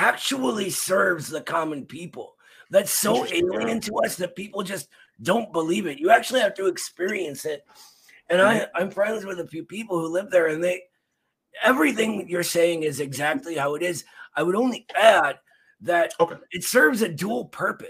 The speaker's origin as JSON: {"language": "English", "town": "Cleveland", "region": "Ohio", "country": "United States", "said": "I'm from the east side of Cleveland"}